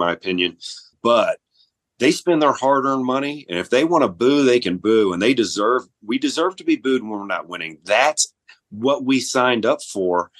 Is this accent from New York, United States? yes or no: no; Memphis, Tennessee, United States; now in Mississippi, United States; I'm from Memphis, Tennessee originally